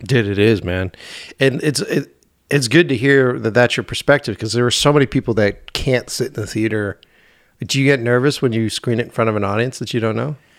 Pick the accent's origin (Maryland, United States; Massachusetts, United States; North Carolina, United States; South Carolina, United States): Massachusetts, United States; Boston; it was my hometown